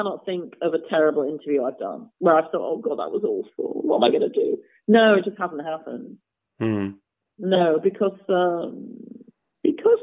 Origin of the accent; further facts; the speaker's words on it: Nottingham, East Midlands, United Kingdom; moved away; also born or lived in New York City; I come from Nottingham. I had a really lovely piano teacher, a very good piano teacher in Nottingham, but I was not doing the Chopin etudes when I was 12 or 13